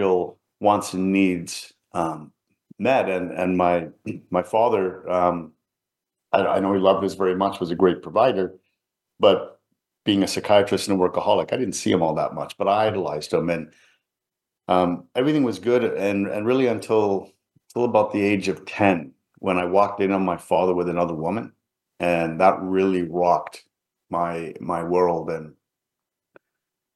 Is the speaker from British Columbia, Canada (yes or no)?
yes; Vancouver, British Columbia, Canada; also born or lived in England; I grew up in an immigrant family in Vancouver, British Columbia